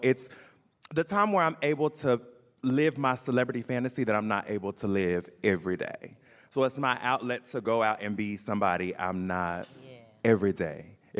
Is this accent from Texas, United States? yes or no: yes; Austin, Texas, United States; I've born and raised in Austin. I've been here all my life, so I'm an original.